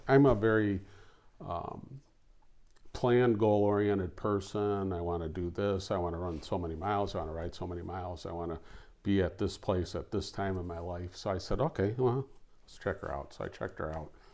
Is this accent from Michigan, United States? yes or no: yes; Oak Park, Michigan, United States; I grew up in Oak Park